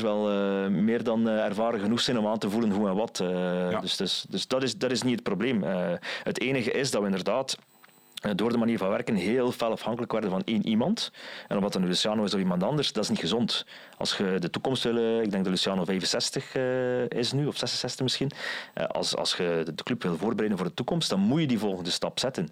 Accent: West Flanders, Belgium; ik als West-Vlaming

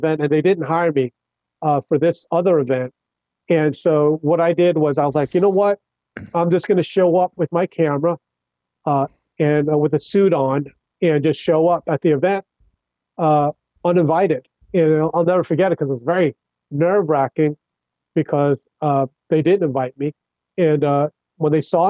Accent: Kings Park, New York, United States; also born or lived in Brooklyn, New York; grew up on Long Island. So I was in Suffolk County

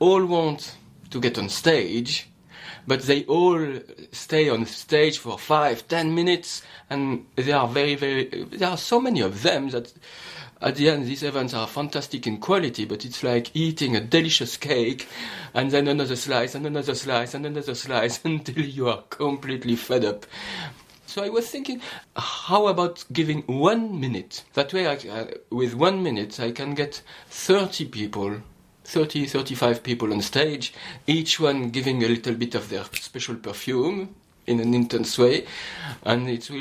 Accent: France; accent: French; English is a second language; now in United Kingdom; I'm French

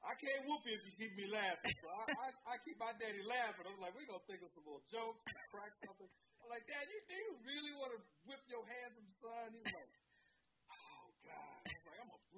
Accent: Chicago, Illinois, United States; I grew up in Hyde Park. I'm just a kid on 52nd and Woodline

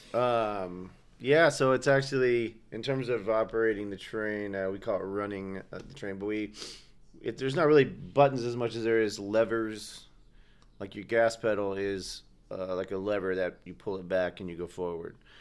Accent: Southern California, United States; moved away as an adult; also born or lived in Georgia; now in Portland, United States; I grew up mostly in Southern California with a little bit of Georgia sprinkled in there

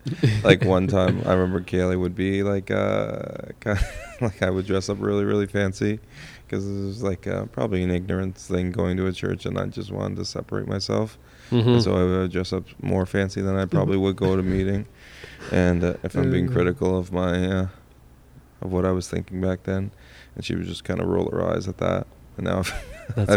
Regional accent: Ottawa, Ontario, Canada; now in Miramichi, Canada; growing up in Ottawa

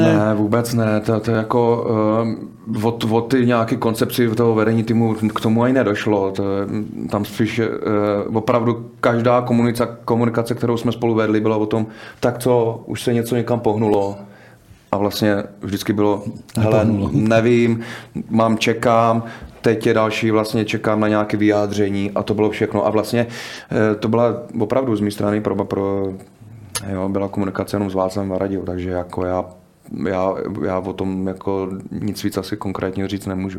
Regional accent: Czechia; u nás v Čechách

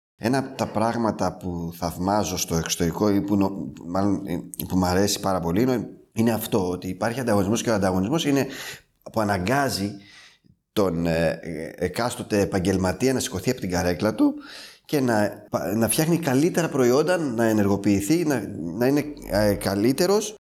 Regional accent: Serifos, South Aegean, Greece; also born or lived in France; now in Athens, Greece; Εγώ κατάγομαι από τη Σέριφο, ένα μικρό νησί των Κυκλάδων.

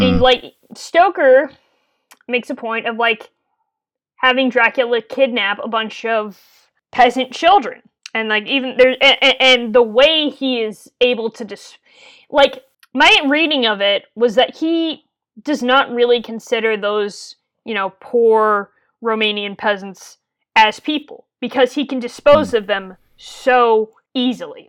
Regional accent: Connecticut, United States; my home state of Connecticut

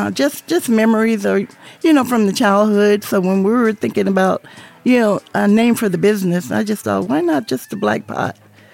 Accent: Los Angeles, California, United States; also born or lived in Missouri; I've been in LA since I was 6 years old.

